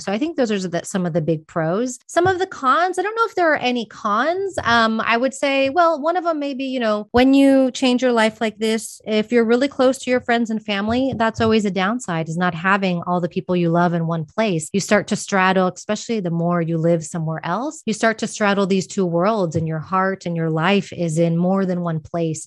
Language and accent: English; Texas, United States; moved away as an adult; also born or lived in Austin, Texas; now in Madrid, Spain; I'm from Texas, and moved to Madrid, Spain